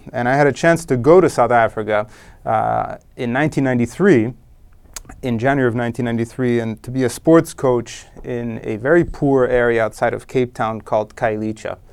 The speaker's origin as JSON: {"language": "English", "town": "Rome", "region": "Lazio", "country": "Italy", "tie": "born or raised there", "said": "I was born in Rome, Italy, in nineteen seventy, and I grew up there."}